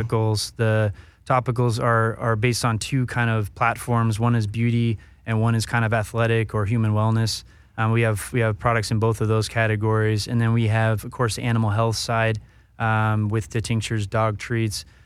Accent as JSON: {"language": "English", "region": "Northern California", "country": "United States", "tie": "born or raised there", "also_born_or_lived": "Colorado", "said": "Northern Cal, uh, most of my life, but born down here in Southern California until I was about five, and then, uh, spent most of my years up north"}